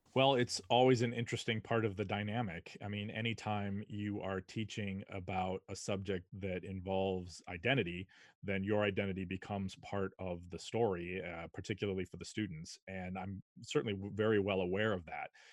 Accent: Shorewood, Wisconsin, United States; also born or lived in Madison, Wisconsin; I grew up in Shorewood, Wisconsin, a suburb of Milwaukee

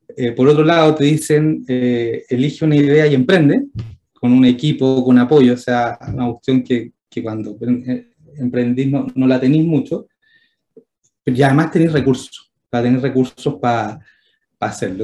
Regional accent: Santiago, Santiago Metropolitan Region, Chile; siendo santiaguino

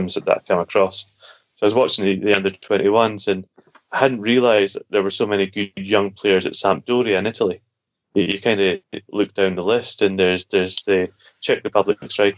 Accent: Scotland, United Kingdom; being Scottish

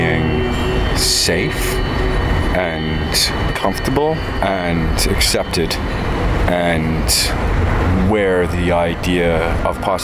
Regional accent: Canada; I was born in Canada. I grew up there

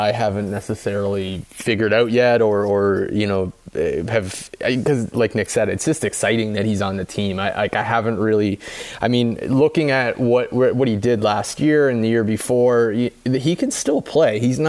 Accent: Saint John, New Brunswick, Canada; I'm from St. John, New Brunswick

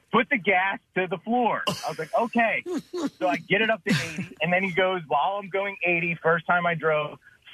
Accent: Levittown, Pennsylvania, United States; I grew up in Levittown, in Bucksco

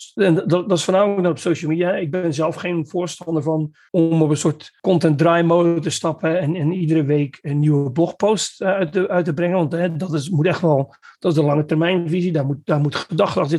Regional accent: Netherlands; moved away as an adult; now in Belgium; ik kom uit Nederland

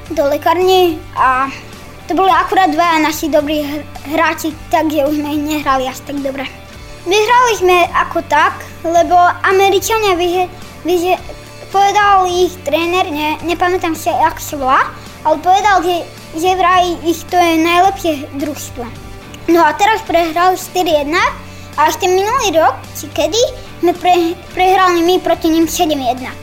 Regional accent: Slovakia; Tak som tiež Slovák a som veľmi rád, keď vyhrajú.

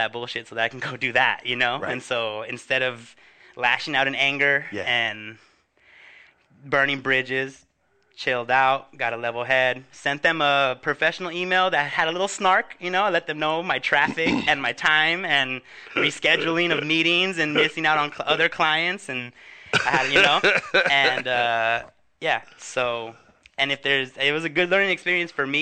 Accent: Huntington Park, California, United States; my hometown of Huntington Park

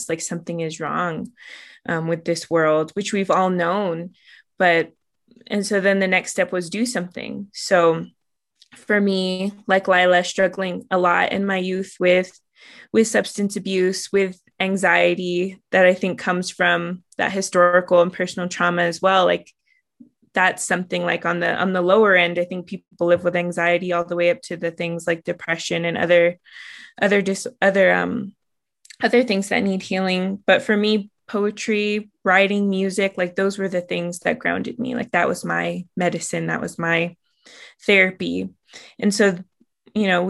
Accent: Southern Ute Reservation, Colorado, United States; born or raised there

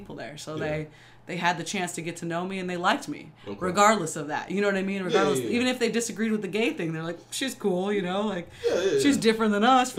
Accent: Orem, Utah, United States; moved away; also born or lived in California; Raised mostly in Orem, Utah

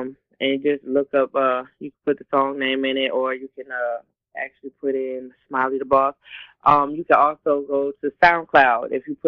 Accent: Jacksonville, North Carolina, United States; born there; I was actually born in North Carolina.

